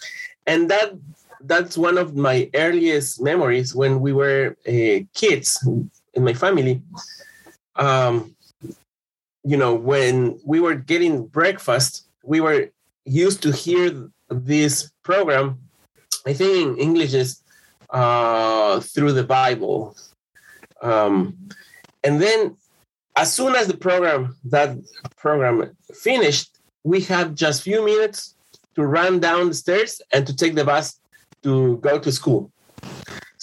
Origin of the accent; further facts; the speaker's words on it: Quito, Pichincha, Ecuador; I'm from Quito, Ecuador. I was born in 1974